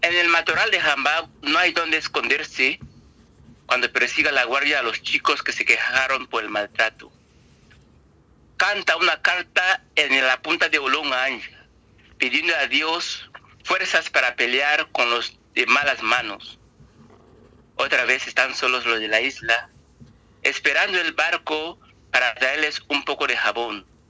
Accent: Equatorial Guinea; soy una persona africana que habiendo nacido en África, debería estar hablando en, cualquier lengua africana, pero ahora mismo estoy hablando en castellano

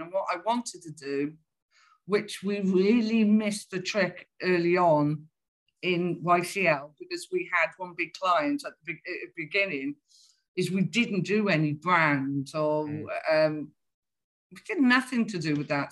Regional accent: Welsh, Wales, United Kingdom; being Welsh

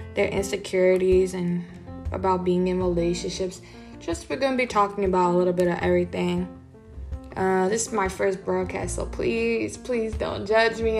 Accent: New York, United States; We're from New York.

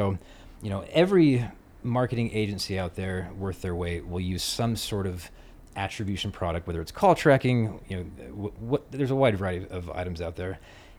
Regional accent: St. George, Utah, United States; one of my best buddies that I grew up with in St. George named Dane Jorgensen was big in the affiliate space

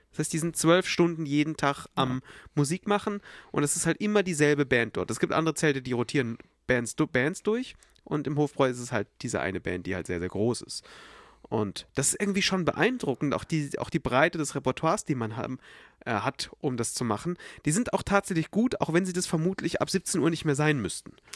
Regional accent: Munich, Bavaria, Germany; bei uns in Bayern

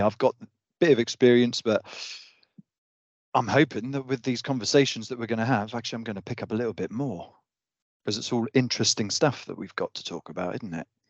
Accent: Devon, South West England, United Kingdom; I'm from Devon now, but, yeah, a small

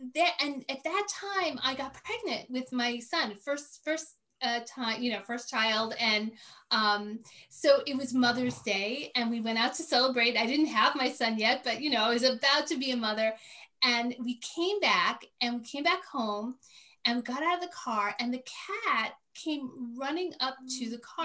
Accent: New York City, New York, United States; also born or lived in Maine; now in upstate New York, United States; I grew up in New York City

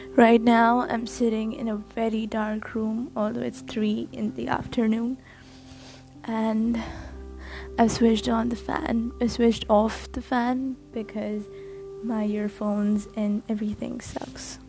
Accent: India; I'm Indian and I write.

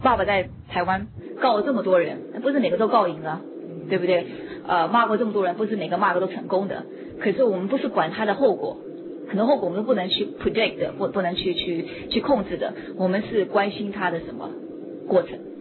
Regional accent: United States; moved away; 我在美国过，我已经四十岁了，我在美国村长那儿过了三十八年的生活了

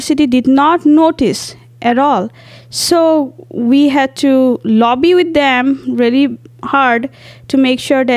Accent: India; moved away as an adult; now in Mankato, United States; I'm an international student and I'm from India.

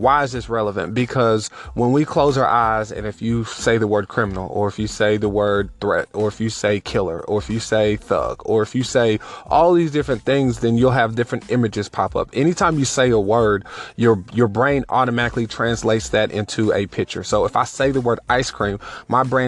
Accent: United States; for me to be an American

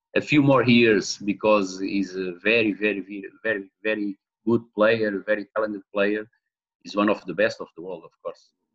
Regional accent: Portugal; now in Mozambique; I was born in Mozambique in 72, 1972. Uh, I was born in 72. In 75, with, with the independence in Mozambique, I went, I returned, I returned, no, I went to Portugal. My parents returned to Portugal and I grew in Portugal

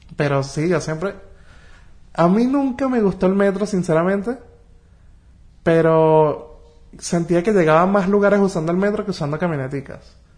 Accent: Caracas, Capital District, Venezuela; yo soy de Caracas

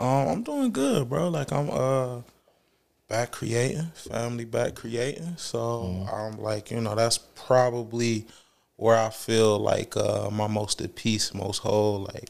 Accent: Detroit, Michigan, United States; Yeah, from Detroit, Michigan. Born and raised on 6 Mile.

